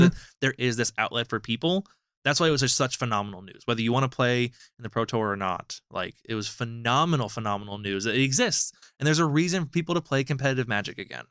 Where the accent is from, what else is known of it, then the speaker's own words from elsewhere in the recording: United States; as an American